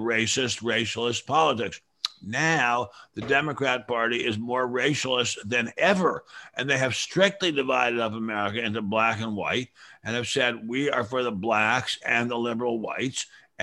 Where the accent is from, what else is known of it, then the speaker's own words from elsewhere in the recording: Maryland, United States; my home state of Maryland